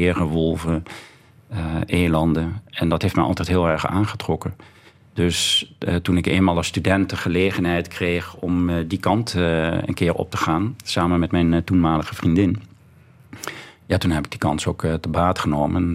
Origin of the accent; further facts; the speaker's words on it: Voerendaal, Limburg, Netherlands; En ik kom uit Voerendaal, zoals al gezegd, een, een dorpje bij Heerlen in de buurt, of dorp inmiddels.